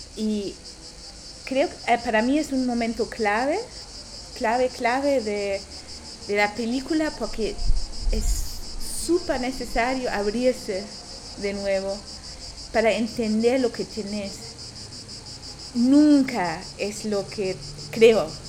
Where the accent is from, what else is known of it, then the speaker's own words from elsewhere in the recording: Germany; Spanish is a second language; moved away; yo no soy de aquí, vengo de Alemania